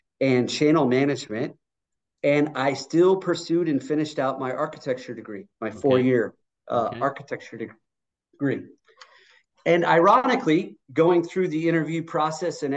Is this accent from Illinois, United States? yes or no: yes; Chicago, Illinois, United States; I was born and raised in the suburbs of Chicago